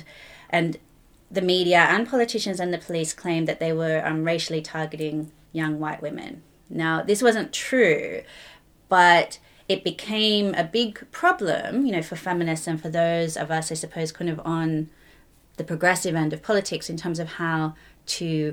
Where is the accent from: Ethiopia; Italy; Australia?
Australia; moved away as an adult; also born or lived in Sydney / Belfast; now in London, United Kingdom; originally, as you might be able to tell, I was from Australia